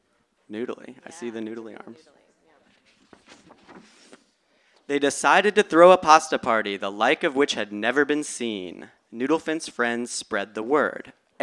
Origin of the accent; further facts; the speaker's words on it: Boston, Massachusetts, United States; I'm from Boston